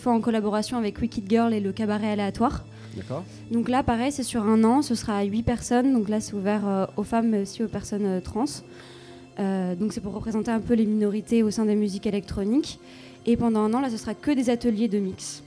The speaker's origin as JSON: {"language": "French", "town": "Grenoble", "region": "Auvergne-Rhône-Alpes", "country": "France", "said": "je viens de Grenoble"}